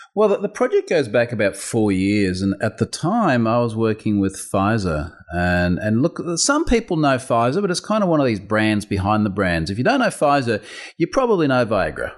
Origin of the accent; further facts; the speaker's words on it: Australia; accent: Australian; I'm Australian.